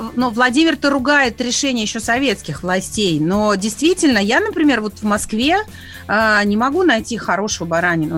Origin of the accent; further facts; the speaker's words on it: Donbas, Ukraine; человек, который родился и вырос в Донбассе